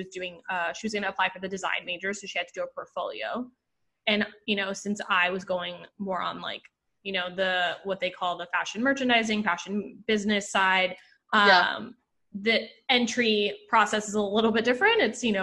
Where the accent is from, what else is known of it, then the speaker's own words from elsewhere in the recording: Puerto Rico; moved away as an adult; now in New York City, United States; I grew up in Puerto Rico